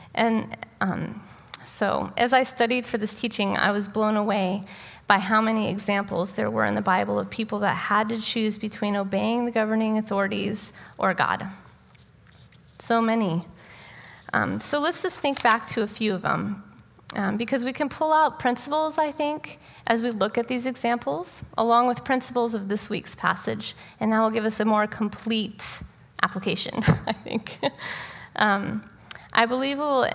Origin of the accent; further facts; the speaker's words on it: United States; as an American citizen